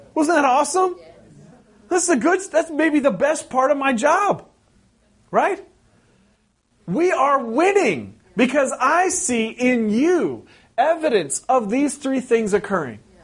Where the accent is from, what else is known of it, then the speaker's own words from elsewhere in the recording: West Coast, United States; moved away; I'm from the West Coast